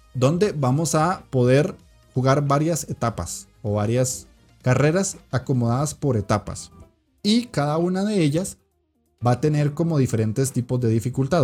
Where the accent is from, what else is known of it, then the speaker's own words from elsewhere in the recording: Costa Rica; en mi país, que es Costa Rica